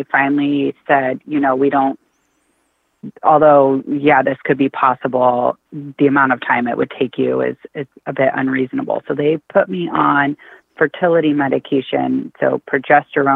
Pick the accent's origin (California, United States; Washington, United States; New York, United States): Washington, United States; also born or lived in Cincinnati; I grew up here in Washington State